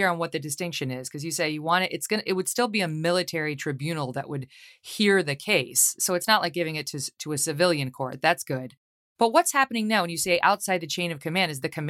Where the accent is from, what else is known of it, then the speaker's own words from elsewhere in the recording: New York, United States; you're actually working with a senator from my home state, New York, Kirsten Gillibrand